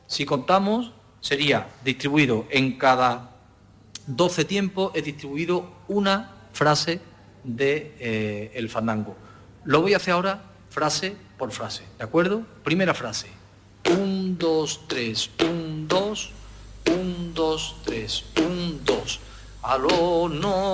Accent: Alosno, Andalusia, Spain; los que somos de Alorno, que tengo la suerte de, ser de, ese pueblo

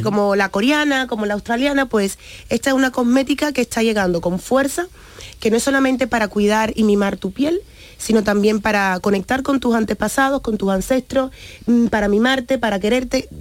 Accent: Cuba; born or raised there; moved away

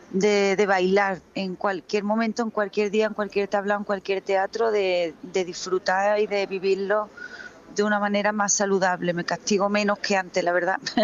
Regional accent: Jimena de la Frontera, Andalusia, Spain; now in Seville, Spain; Jimena de la Frontera, que es mi pueblo

